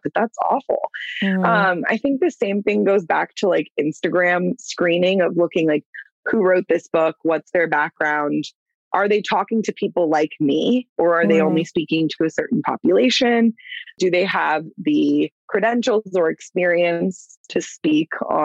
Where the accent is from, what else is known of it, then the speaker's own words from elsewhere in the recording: Clearwater, Florida, United States; I'm from Clearwater, born and raised.